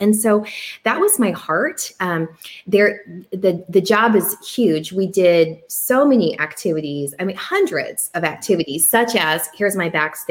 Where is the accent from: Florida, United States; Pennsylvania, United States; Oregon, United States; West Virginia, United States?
Oregon, United States; moved away as an adult; I came from Oregon